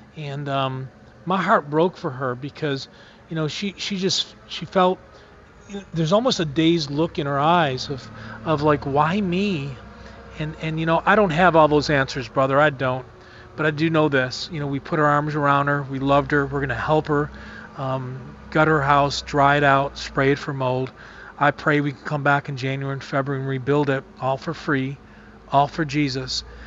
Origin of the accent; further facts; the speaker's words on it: Buffalo, New York, United States; I'm from Buffalo, New York